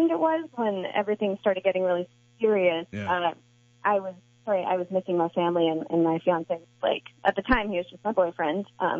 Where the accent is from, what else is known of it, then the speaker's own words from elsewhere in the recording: Cincinnati, Ohio, United States; born there; also born or lived in St. Louis / Connecticut / North Carolina / Chicago; now in San Diego, United States; I was born in Cincinnati, then I lived in St. Louis, and then Connecticut, North Carolina, and then I went to Chicago, suburb of Chicago, and now I've been in California since I went there for college